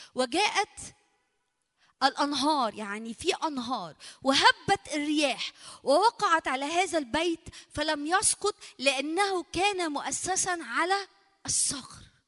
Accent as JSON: {"language": "Arabic", "country": "Egypt", "said": "عندنا في مصر"}